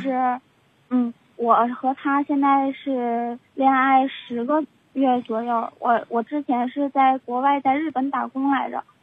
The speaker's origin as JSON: {"language": "Chinese", "region": "Northeast China", "country": "China", "moved": "yes", "lives_now": "Japan", "said": "我家是东北的"}